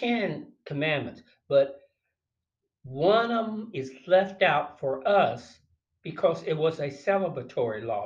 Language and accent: English; North Carolina, United States; in one of the churches that were in my hometown of North Carolina